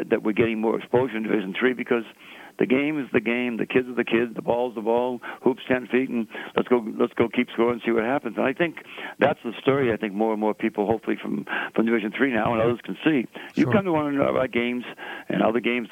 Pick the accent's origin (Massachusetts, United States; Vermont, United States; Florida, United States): Massachusetts, United States; Boston; accent: Bostonian; I'm a Boston Irishman. Occasionally we have people who think that I talk quick, which I do, and they think that my Bostonian accent, I say car and wicked